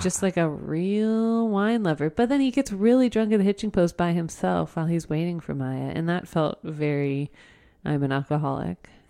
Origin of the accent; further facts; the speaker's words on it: Oakwood, Ohio, United States; I grew up in Oakwood